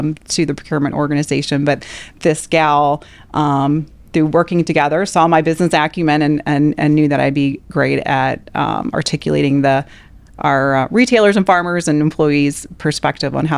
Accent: Midwest, United States; moved away as an adult; also born or lived in Louisiana / Nebraska

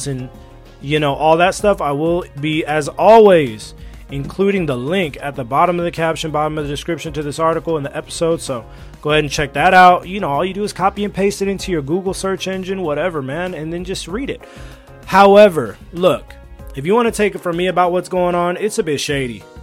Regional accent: California, United States; moved away as an adult; also born or lived in Alabama / China; I grew up in California my whole life

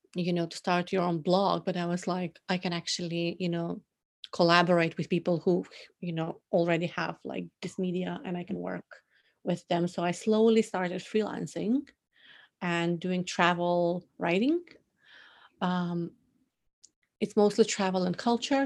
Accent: North Macedonia; moved away as an adult; now in Tokyo, Japan; born and raised in Macedonia, which is in the southeast of Europe

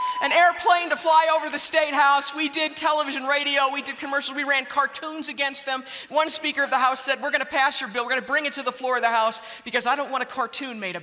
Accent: Ohio, United States; I come from Ohio

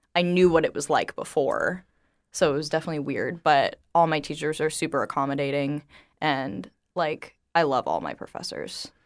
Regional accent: Estero, Florida, United States; I actually grew up in Estero

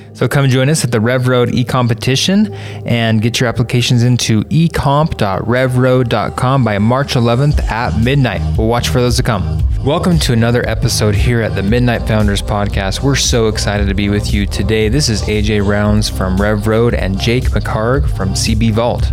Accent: northern Utah, United States; also born or lived in Hawaii / Seattle / Cincinnati; now in Utah Valley, United States; I'm not from Utah Valley per se. I'm from northern Utah

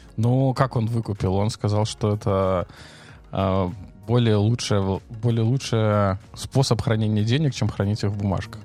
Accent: Belarus

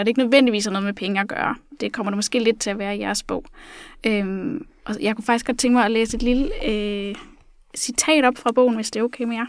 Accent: Funen, Southern Denmark, Denmark; nu er jeg selv fra Fyn

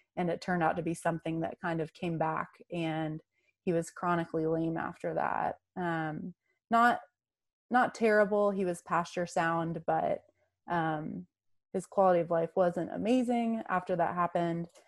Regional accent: North Carolina, United States; I grew up in North Carolina um, in the in the mountains there

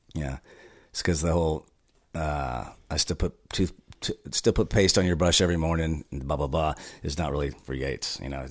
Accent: Houston, Texas, United States; also born or lived in Thailand; now in Austin, United States; I grew up in Houston

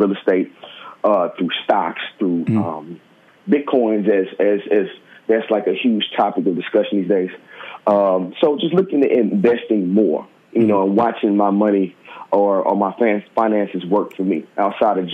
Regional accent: Memphis, Tennessee, United States; moved away as an adult; also born or lived in Harlem, New York; now in New York, United States; I live in Harlem. I'm from Memphis, Tennessee, originally.

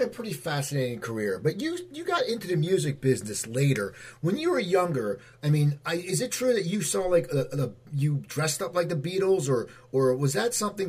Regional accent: New Jersey, United States; my home state of New Jersey.

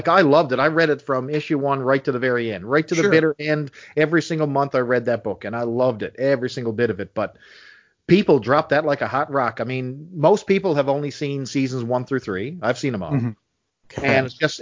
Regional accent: St. John's, Newfoundland and Labrador, Canada; accent: Newfoundland; I was born in St. John's, Newfoundland, which is actually only 10 minutes from where I live right now

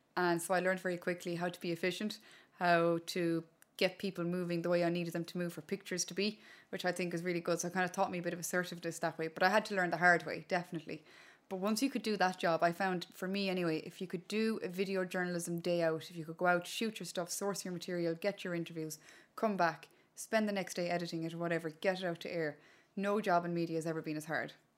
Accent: Connemara, Connacht, Ireland; first language Irish; English is a second language; I was growing up in Connemara in a little village called Inheararua back in the day

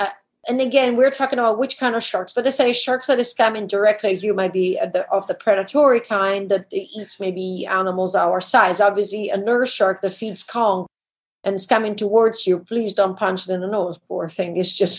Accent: DR Congo; I could never do when I grew up in the Congo. We had strict rules as kids.

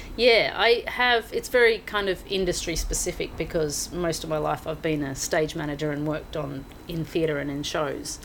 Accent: Mansfield, Victoria, Australia; moved away as an adult; also born or lived in London; now in Hong Kong; I grew up in the small town of Mansfield, which is in the okay. high country of Victoria

